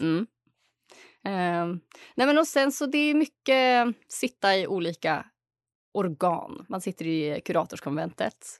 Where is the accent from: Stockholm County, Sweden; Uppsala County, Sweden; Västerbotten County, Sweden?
Uppsala County, Sweden; Uppsala; Jag kommer från Uppsala, född och uppvuxen här